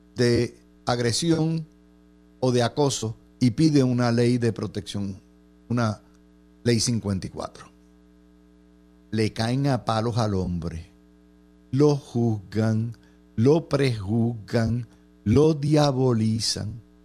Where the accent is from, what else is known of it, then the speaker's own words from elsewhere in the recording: Cidra, Puerto Rico; mi pueblo de Sidra